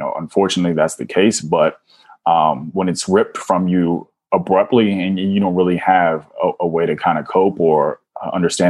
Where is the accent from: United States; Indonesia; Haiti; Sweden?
United States; Washington, District of Columbia; I'm originally from Washington, D.C., born and raised